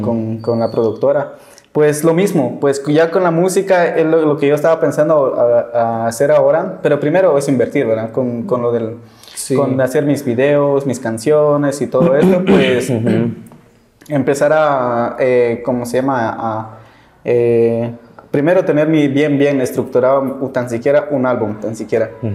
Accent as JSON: {"language": "Spanish", "town": "San Juan La Laguna", "region": "Sololá", "country": "Guatemala", "said": "yo soy de San Juan Laguna"}